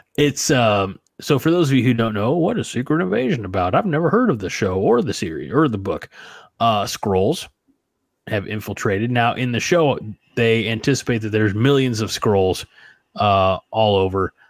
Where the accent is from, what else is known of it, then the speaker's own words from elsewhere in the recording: New Baden, Illinois, United States; also born or lived in Salem, Illinois; my hometown of New Baden